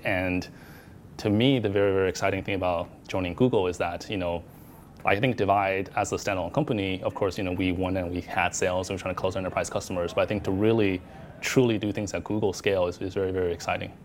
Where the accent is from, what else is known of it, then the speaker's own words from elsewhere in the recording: Arizona, United States; moved away as an adult; now in Hong Kong; I grew up in Arizona um, where there's not a lot of Asians